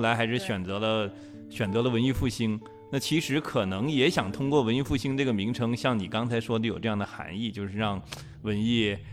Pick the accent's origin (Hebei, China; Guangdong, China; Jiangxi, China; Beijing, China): Jiangxi, China; Jingdezhen; 我们是来自于景德镇这个城市